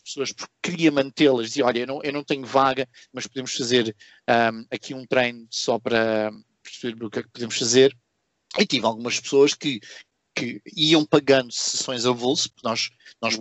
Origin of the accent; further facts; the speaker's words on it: Portugal; moved away as an adult; now in Singapore; eu quando saí de Portugal